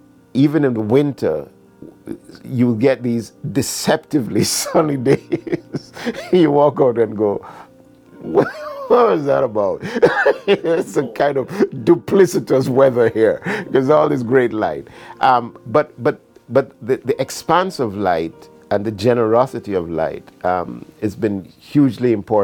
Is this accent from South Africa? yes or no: no; Jamaica; moved away as an adult; also born or lived in Canada; finally would leave Jamaica to study in Canada, I was in my mid to late 20s. So I was fully ensconced as a Jamaican, but of course with the all constant knowledge that my home is Ghana.